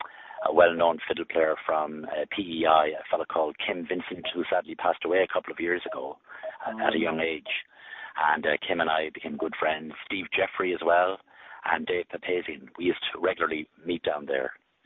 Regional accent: Sligo, Connacht, Ireland; also born or lived in County Offaly; But very early on, I moved to Sligo, and I grew up in Sligo.

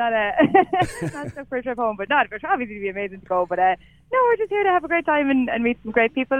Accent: Cavan, Ireland; moved away as an adult; also born or lived in London, England; now in Toronto, Canada; I was actually born in London, England, to Irish parents, and then moved back home to Cavan when I was about 6 months old, and then I was raised in Ireland, and then when I was 21, finished university, I came over here

